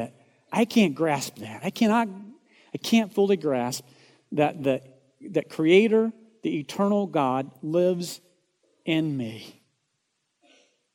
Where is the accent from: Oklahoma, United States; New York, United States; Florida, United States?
Oklahoma, United States; moved away as an adult; also born or lived in Dallas, Texas; I'm from Oklahoma